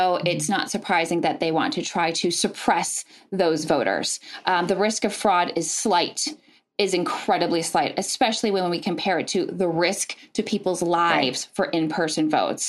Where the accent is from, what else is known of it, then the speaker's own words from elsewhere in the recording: Wausau, Wisconsin, United States; moved away as an adult; also born or lived in Los Angeles, California; I grew up in Wausau as well